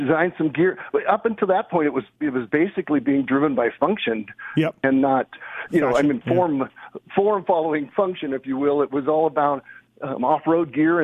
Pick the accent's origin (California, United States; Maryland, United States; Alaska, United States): California, United States; Orange County, Southern; also born or lived in Lake Arrowhead, California; I'm in Southern California in Orange County